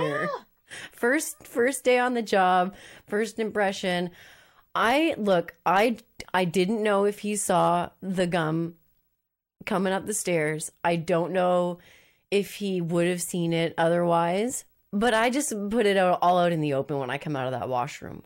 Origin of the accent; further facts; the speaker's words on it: Moncton, New Brunswick, Canada; moved away; Moncton, New Brunswick, which is my hometown.